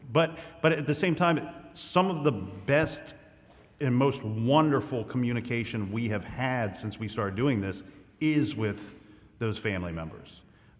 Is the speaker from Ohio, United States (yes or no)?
yes; Columbus, Ohio, United States; We're from Columbus